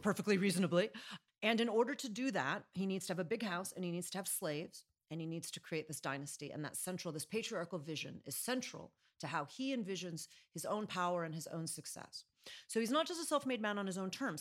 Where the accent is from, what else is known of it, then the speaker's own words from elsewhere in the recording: Chicago, Illinois, United States; I'm from Chicago